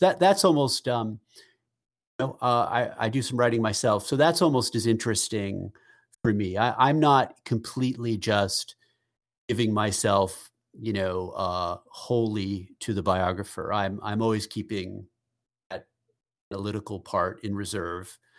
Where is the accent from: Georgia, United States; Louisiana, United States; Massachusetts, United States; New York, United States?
Massachusetts, United States; Peabody; moved to to West Peabody, where you and I grew up